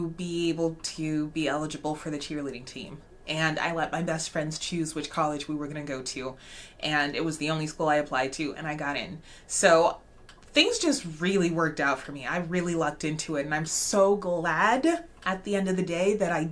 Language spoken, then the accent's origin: English; Alaska, United States; moved away as an adult; also born or lived in Arlington, Texas; I grew up in Alaska